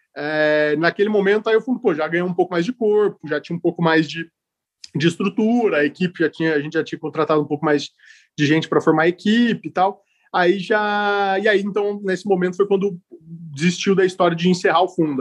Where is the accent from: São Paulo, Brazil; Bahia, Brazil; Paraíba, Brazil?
São Paulo, Brazil; Ribeirão Preto; moved away as an adult; now in São Paulo, Brazil; sou de Ribeirão Preto, sou do interior de São Paulo. Moro em São Paulo. moro, em São Paulo há 15 anos já